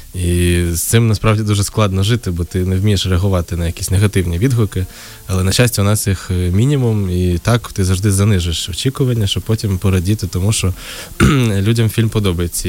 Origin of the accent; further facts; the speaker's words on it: Uzhhorod, Zakarpattia Oblast, Ukraine; я з Ужгорода